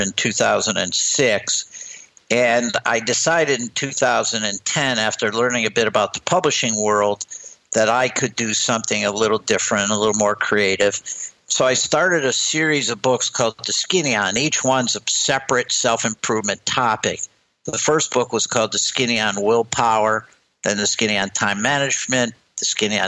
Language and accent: English; Sandusky, Ohio, United States; now in Westport, United States; I grew up in a town that I'm sure many of your listeners have heard of called Sandusky, Ohio.